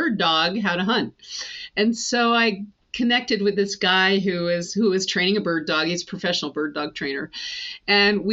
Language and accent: English; the Adirondacks, upstate New York, United States; So I grew up in the Adirondacks and in upstate New York